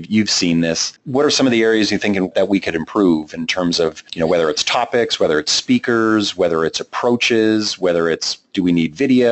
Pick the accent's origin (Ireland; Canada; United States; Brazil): Canada; accent: Canadian; my Canadian accent